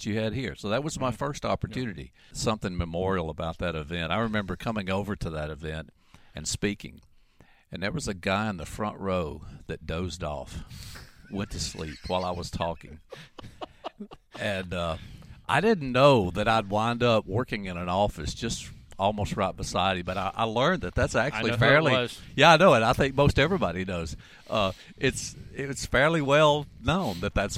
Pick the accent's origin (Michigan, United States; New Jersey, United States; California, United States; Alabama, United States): Alabama, United States; moved away as an adult; also born or lived in Mississippi / Arkansas; now in Oklahoma, United States; I'm native Alabamian